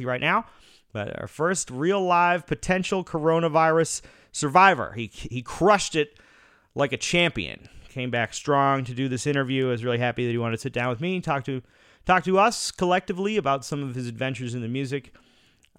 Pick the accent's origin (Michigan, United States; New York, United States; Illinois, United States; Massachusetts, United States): Massachusetts, United States; Boston; growing up in the Boston area